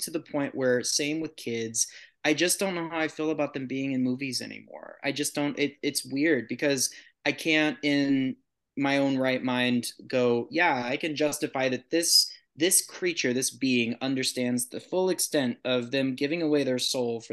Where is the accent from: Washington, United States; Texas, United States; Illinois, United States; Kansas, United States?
Texas, United States; San Antonio; I grew up in San Antonio, so every birthday had a pinata